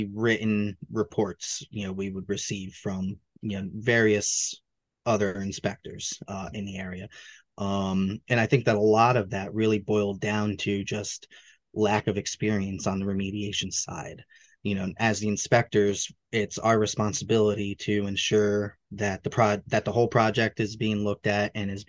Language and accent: English; Hudson Valley, New York, United States; here in the Hudson Valley, in New York